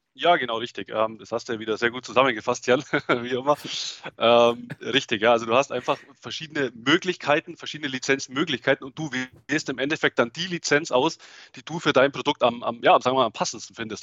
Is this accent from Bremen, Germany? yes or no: no; Augsburg, Bavaria, Germany; accent: Swabian; Ich komme aus, aus Augsburg. Ja, hört man vielleicht auch das Schwäbische ein bisschen durch.